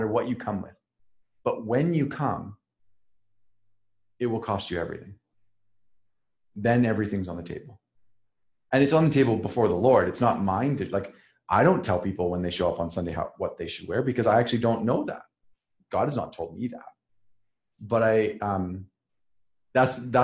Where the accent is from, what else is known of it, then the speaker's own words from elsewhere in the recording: Saskatchewan, Canada; moved away; almost no Mennonites around where I grew up in Saskatchewan